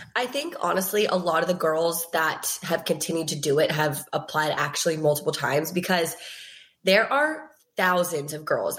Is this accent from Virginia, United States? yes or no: yes; Virginia, United States; I was with uh, like all my best friends from Virginia, which like thank God I was with them, like my hometown friends